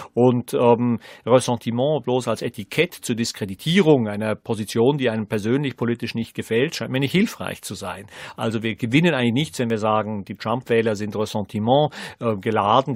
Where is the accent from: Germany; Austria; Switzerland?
Switzerland; Als ähm, Schweizer Gymnasiast